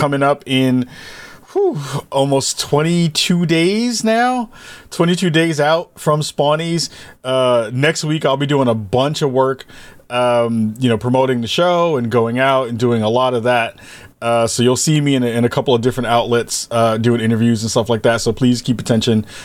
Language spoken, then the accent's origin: English; New York, United States; moved away; back home in my hometown of New York